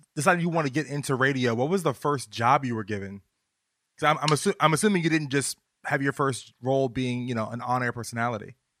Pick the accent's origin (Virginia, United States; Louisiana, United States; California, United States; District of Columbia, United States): Virginia, United States; I'm from Virginia